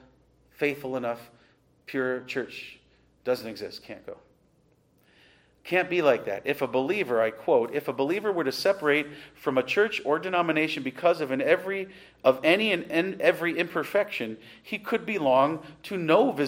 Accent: Western New York, United States; where I grew up in Western New York

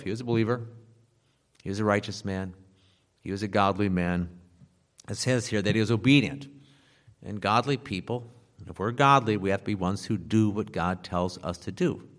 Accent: Carroll, Iowa, United States; now in Tampa, United States; my hometown of Carroll, Iowa

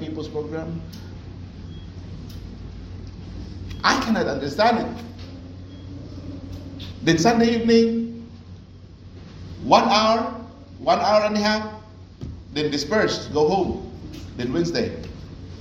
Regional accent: Cebu City, Central Visayas, Philippines; moved away as an adult; I came from Philippines. I came from Cebu.

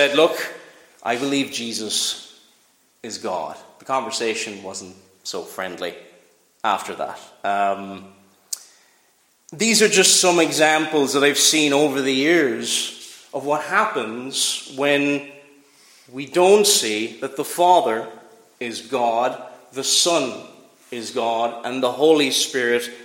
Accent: Cork, Munster, Ireland; I was growing up in Cork

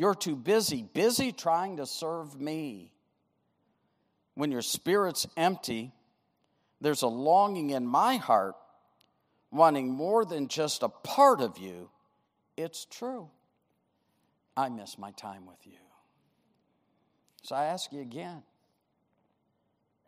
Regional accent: Detroit, Michigan, United States; pastored the New Bethel Baptist Church, my hometown, Detroit, Michigan

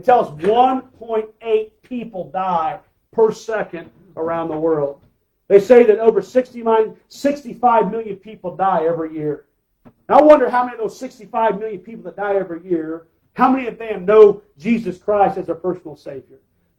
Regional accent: United States; I'm an American. I love my country.

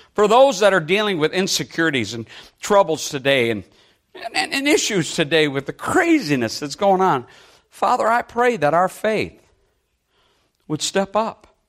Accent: Indiana, United States; We're from Indiana. I'm in Michigan.

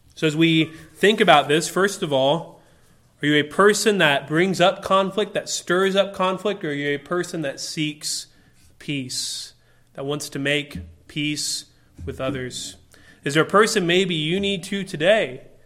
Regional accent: United States; my rights as an American outweigh my rights as a Christian

